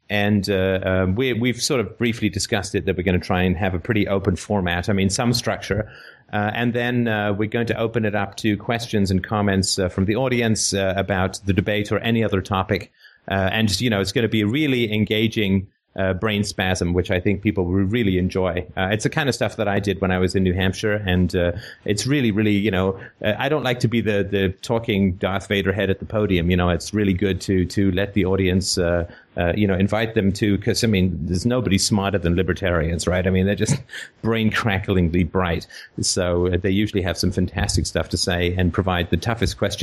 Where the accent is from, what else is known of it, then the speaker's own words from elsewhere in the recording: Canada; as a Canadian